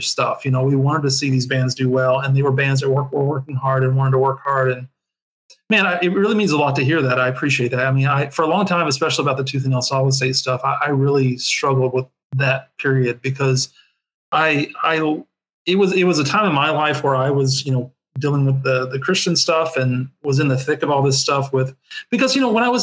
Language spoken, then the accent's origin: English; rural Kentucky, United States; moved away as an adult; also born or lived in Nashville, Tennessee; growing up in the South, you know, in rural Kentucky